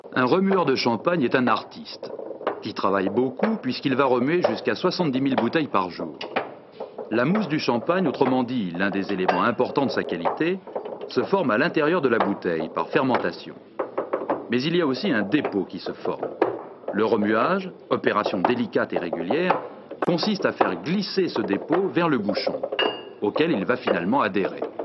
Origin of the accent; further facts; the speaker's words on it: France; on est français